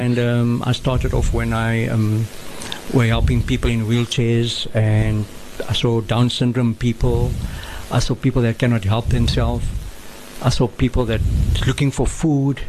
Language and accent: English; Cape Town, Western Cape, South Africa; also born or lived in Maitland; grown in Claremont